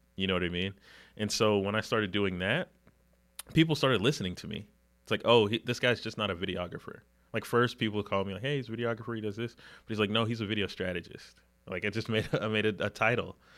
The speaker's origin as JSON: {"language": "English", "town": "Huntersville", "region": "North Carolina", "country": "United States", "tie": "born or raised there", "said": "I grew up in the Charlotte area, grew up in Huntersville"}